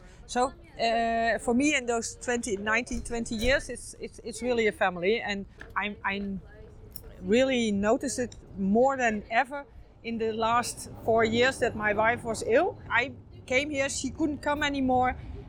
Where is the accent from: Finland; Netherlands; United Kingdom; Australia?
Netherlands; I'm from the Netherlands